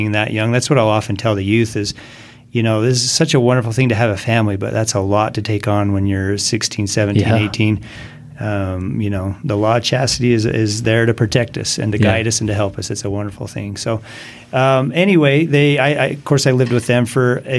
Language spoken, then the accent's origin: English; Grantsville, Utah, United States; also born or lived in Erda, Utah; I grew up in Grantsville